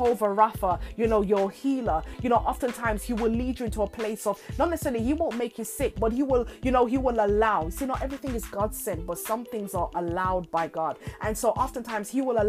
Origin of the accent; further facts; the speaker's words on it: Jamaica; in my homeland where I was born in Jamaica, you know, my family home, my father's home